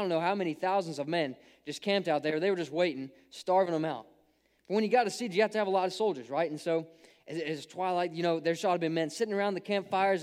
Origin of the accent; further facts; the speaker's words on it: Ohio, United States; I grew up in Ohio